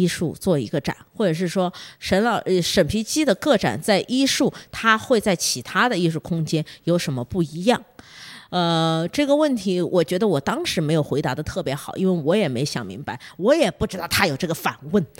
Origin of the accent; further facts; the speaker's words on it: Beijing, China; now in Shenzhen, China; 像我，我从北京来的。其实北京有很多这样的桃花源的所在